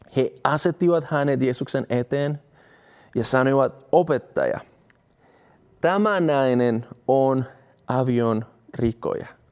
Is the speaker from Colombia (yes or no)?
yes; Colombia; Finnish is a second language; now in Finland; mä oon sieltä kotoisin